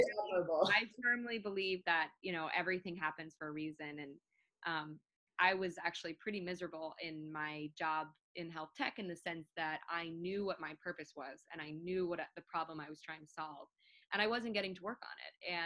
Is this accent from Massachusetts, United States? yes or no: no; New York, United States; moved away as an adult; also born or lived in Baltimore; I'm from New York